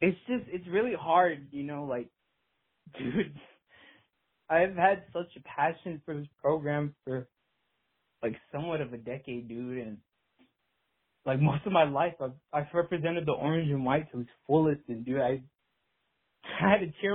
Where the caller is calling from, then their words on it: Harlingen, Texas, United States; from Harlingen, Texas, you know, South Texas, real rural. You know, a bunch of Mexicans down here